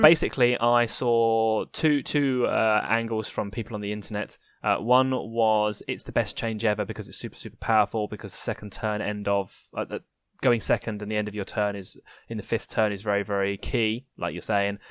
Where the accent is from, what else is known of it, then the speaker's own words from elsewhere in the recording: United Kingdom; I'm a British wuss